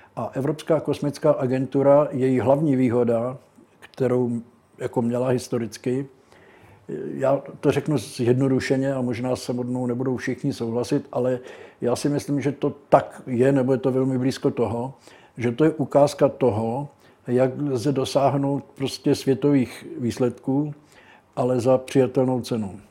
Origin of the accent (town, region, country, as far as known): Brno, South Moravian Region, Czechia; born or raised there